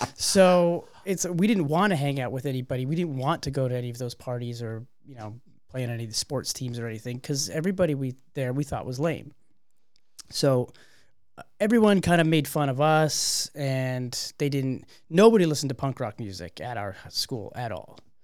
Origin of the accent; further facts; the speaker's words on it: Canada; we're a Canadian band.